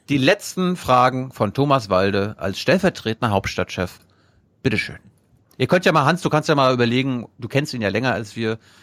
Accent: Mecklenburg-Vorpommern, Germany; ich bin ja aus MacPom

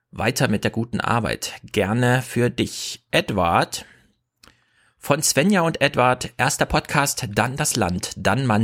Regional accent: Bavaria, Germany; Man kann sagen, ich komme aus Bayern.

